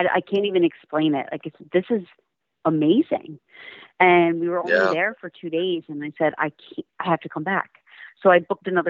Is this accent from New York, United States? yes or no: no; New Jersey, United States; I am unfortunately from New Jersey. I'm sorry. I don't mean to offend anybody, but it's no secret that I do not like living in New Jersey.